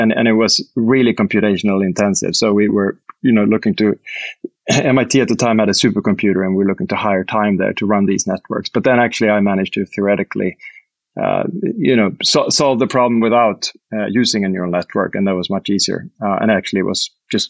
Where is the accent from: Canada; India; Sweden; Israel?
Sweden; moved away as an adult; also born or lived in United States / United Kingdom; I'm Swedish and from Sweden